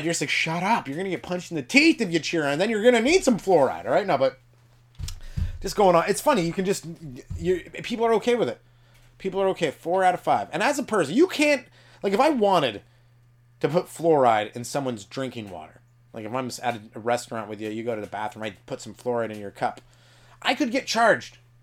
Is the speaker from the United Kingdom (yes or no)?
yes; England, United Kingdom; I'm English